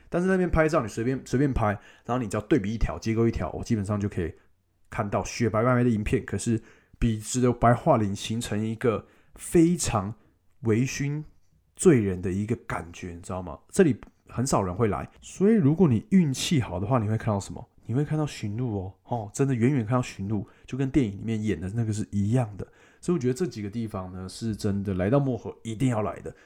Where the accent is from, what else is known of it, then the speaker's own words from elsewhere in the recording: Taiwan; 我是台湾来的